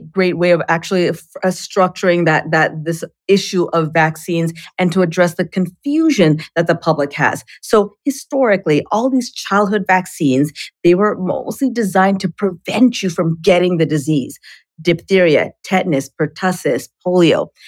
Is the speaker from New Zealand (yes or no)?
no; Canada; and I'm Canadian, so I got smallpox in Canada.